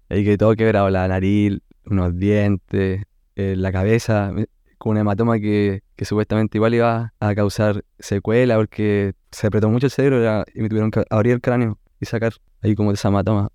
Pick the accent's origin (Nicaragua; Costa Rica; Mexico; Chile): Chile; Soy de la Viña Conce